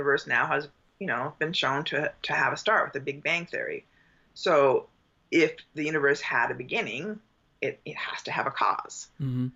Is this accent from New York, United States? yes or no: no; Southern California, United States; I was raised in Southern California